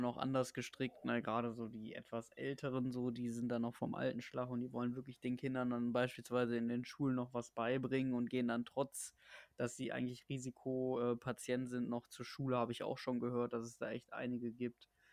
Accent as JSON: {"language": "German", "country": "Germany", "said": "selbst als Deutscher"}